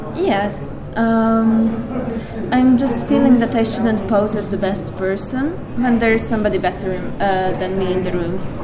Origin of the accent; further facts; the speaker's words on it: Hungary; this is my home country